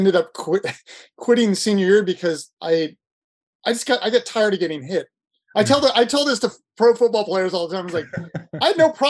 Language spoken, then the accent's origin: English; Ohio, United States; moved away; I'm from Ohio originally